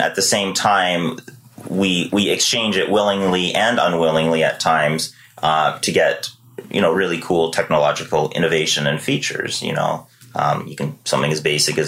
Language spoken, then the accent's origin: English; Victoria, British Columbia, Canada; also born or lived in Surrey, British Columbia; I was born in Surrey, BC. Grew up there until, you know, I can't even remember exactly, but give or take 10 years old. And then we moved here to beautiful Victoria, British Columbia